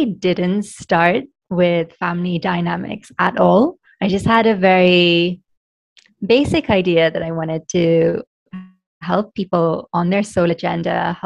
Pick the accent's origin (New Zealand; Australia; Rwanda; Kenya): Kenya; I'm Kenyan Indian, so my family is Indian, but we've been in Kenya for 4 generations, so I'm not seen as quite Kenyan. But when I'm in India, I'm also, it's very obvious that, yes, I didn't grow up there.